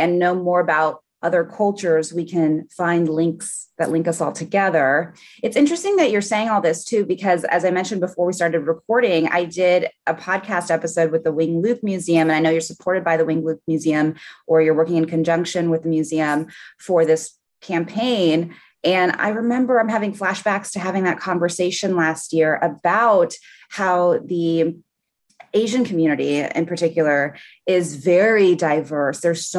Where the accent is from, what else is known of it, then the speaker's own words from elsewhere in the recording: Brazil; born there; moved away; I'm an immigrant and my culture is not Brazilian, even though I was born in Brazil, because I've lived so much of my life here.